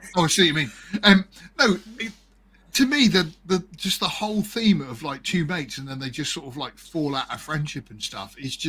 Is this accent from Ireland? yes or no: yes; Ireland; accent: Irish